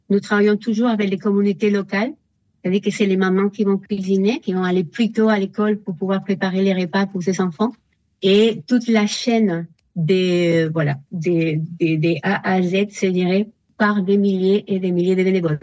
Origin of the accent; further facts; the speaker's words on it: Spain; French is a second language; moved away as an adult; now in France; je suis espagnole